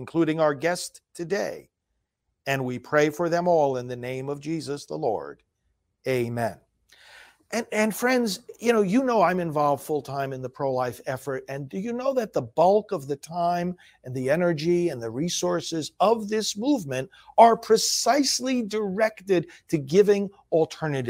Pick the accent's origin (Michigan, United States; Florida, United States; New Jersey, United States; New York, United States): New York, United States; I'm from New York also originally, as you know, down further south